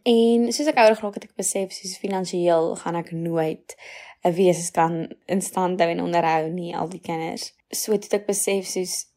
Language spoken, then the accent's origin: Afrikaans; Stellenbosch, Western Cape, South Africa; ek kom van Stellenbosch